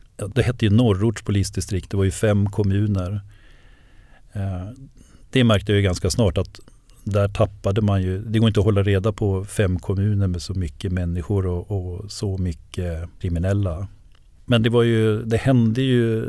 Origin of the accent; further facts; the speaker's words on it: Enköping, Uppsala County, Sweden; eftersom jag kommer från Enköping, jag, jag bor ju där, jag är ju född och uppvuxen där